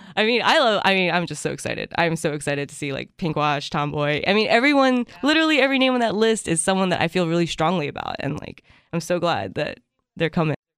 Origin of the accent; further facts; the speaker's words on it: Japan; moved away; I grew up in Japan